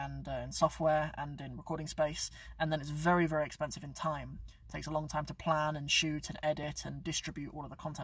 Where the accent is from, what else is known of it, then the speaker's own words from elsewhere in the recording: Cornwall, South West England, United Kingdom; moved away; also born or lived in Northampton; I'm actually from Cornwall. I grew up in Cornwall. I was born here in Northampton. I grew up in Cornwall.